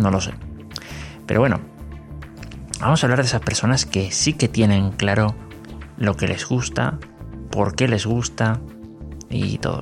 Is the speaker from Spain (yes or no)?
no; Sacramento, California, United States; Soy de los Estados Unidos, soy de Sacramento, California